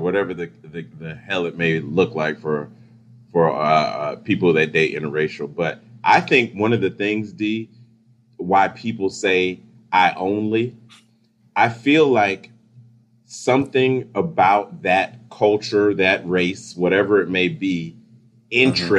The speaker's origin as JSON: {"language": "English", "country": "Jamaica", "also_born_or_lived": "Miami", "moved": "yes", "said": "I come from Jamaica, true melting pot"}